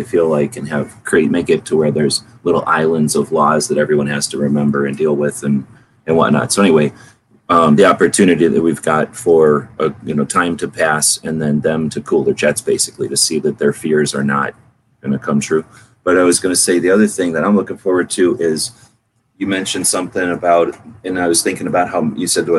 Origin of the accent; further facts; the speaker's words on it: San Antonio, Texas, United States; moved away; I'm from San Antonio. So San Antonio is where I come from.